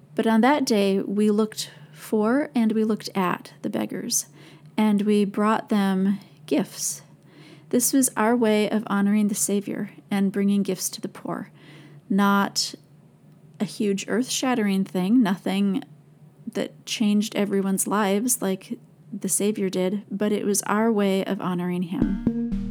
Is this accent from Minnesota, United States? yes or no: yes; St. Paul, Minnesota, United States; I grew up in Minnesota